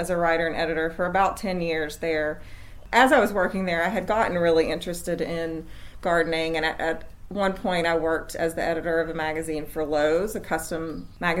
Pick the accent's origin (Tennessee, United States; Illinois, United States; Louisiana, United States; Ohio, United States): Tennessee, United States; Athens; moved away as an adult; also born or lived in Sewanee, Tennessee / Birmingham, Alabama; I was born and raised in East Tennessee, and I grew up in Athens, Tennessee, which is in McMinn County.